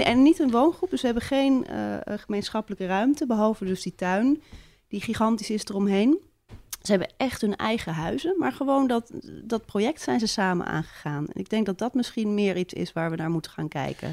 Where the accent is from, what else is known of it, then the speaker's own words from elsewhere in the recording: Amsterdam, North Holland, Netherlands; now in Haarlem, Netherlands; ik ben wel geboren in Amsterdam.